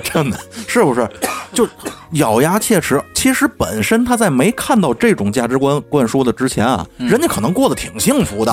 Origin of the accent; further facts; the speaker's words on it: Tianjin, China; 咱天津人